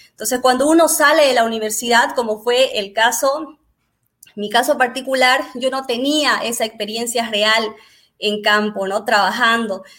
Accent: Bolivia; soy boliviana

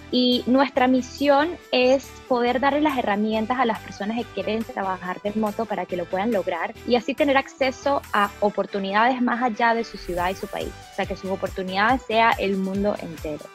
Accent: Venezuela; Spanish is a second language; moved away; also born or lived in Brazil / United States; de pequeña me mudé de Brasil, de hecho, a Venezuela con mis padres.

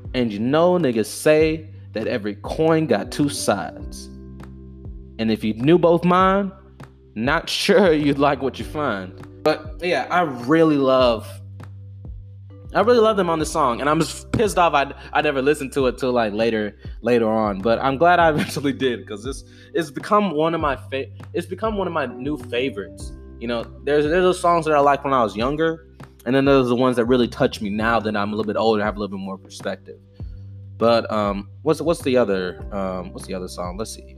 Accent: DeKalb County, Georgia, United States; I grew up in Georgia you know DeKalb County

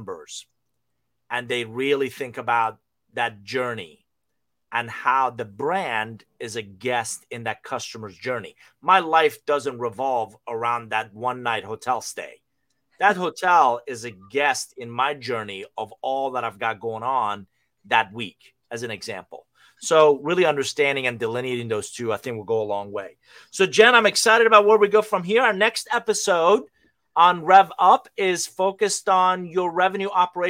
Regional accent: Iran; moved away; I'm originally from Iran.

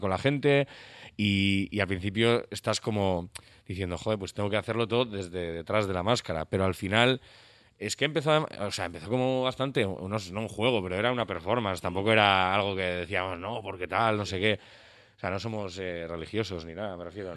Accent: San Sebastián, Basque Country, Spain; somos de Donosti

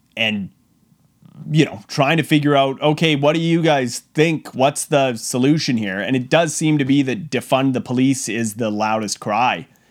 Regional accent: Brooks, Alberta, Canada; My hometown of Brooks

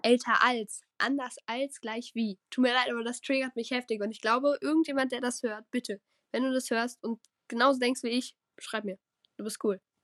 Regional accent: Rhineland-Palatinate, Germany; Ich komme aus Rheinland-Pfalz

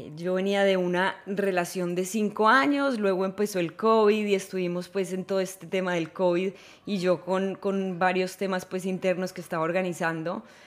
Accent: Manizales, Caldas, Colombia; yo no nací en Ámsterdam, nací en Manizales, Colombia

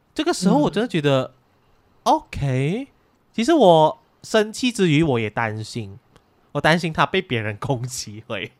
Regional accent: Malaysia; 我们马来西亚人就是，我们都有各种语言啊

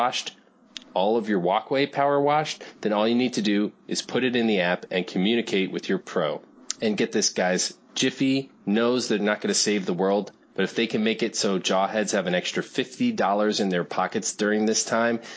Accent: New Fairfield, Connecticut, United States; now in Chicago, United States; I grew up in New England

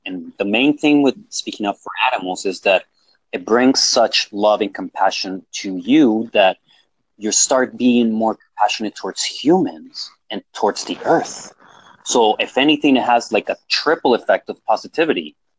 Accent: Colombia; born there; first language Spanish; English is a second language; It is my first language technically because I was born in Colombia, even though I don't speak Spanish as much anymore.

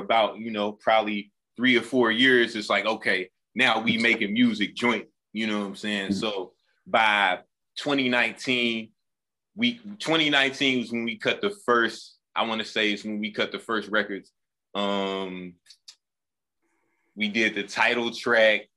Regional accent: Muskogee, Oklahoma, United States; I was born in Muskogee, Oklahoma

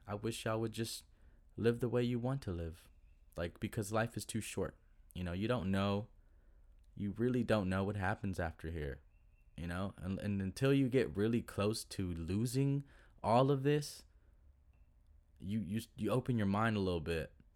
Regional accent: Duncanville, Texas, United States; I grew up was in Duncanville, Duncanville, Texas

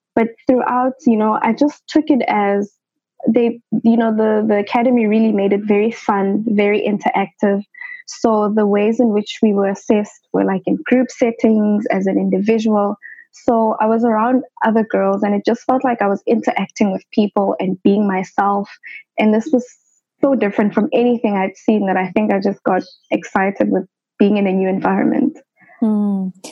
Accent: Johannesburg, Gauteng, South Africa; I grew up in the township of Soweto in Johannesburg

